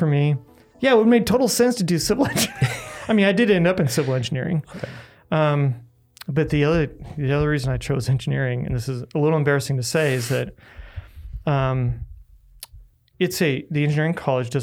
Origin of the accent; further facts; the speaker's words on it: Omaha, Nebraska, United States; I was born and raised in Omaha, actually. Lived in the same house my entire life growing up